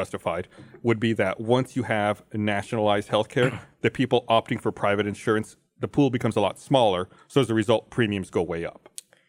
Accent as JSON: {"language": "English", "country": "United States", "said": "I'm an American too"}